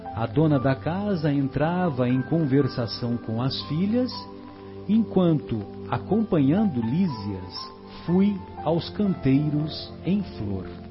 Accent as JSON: {"language": "Portuguese", "town": "São José do Rio Pardo", "region": "São Paulo", "country": "Brazil", "said": "lá na minha cidade, lá em, lá em São José do Rio Pardo."}